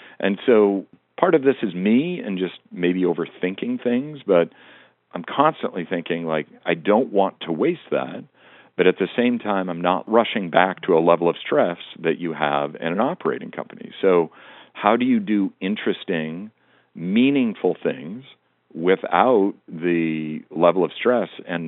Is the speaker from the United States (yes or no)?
yes; Montana, United States; part of it is I grew up in Western Montana, and I grew up in both an era and a location where people, you know, you grew up with the top orders of business being a doctor and a lawyer.